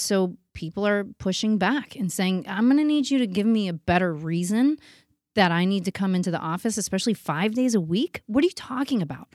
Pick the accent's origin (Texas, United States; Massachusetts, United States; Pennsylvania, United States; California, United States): Pennsylvania, United States; Pittsburgh; now in New York City, United States; I was born in Pittsburgh, but I felt like a New Yorker my whole life. I knew I was gonna go to New York